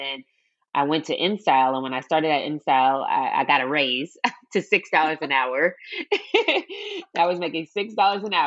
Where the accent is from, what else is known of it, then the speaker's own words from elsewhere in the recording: Seattle, Washington, United States; moved away as an adult; also born or lived in New York; I grew up in Seattle, Washington, born and raised.